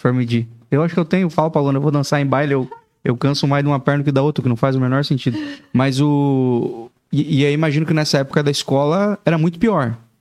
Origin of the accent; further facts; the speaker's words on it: interior of Paraná, Brazil; now in Joinville, Brazil; eu sou do interior do Paraná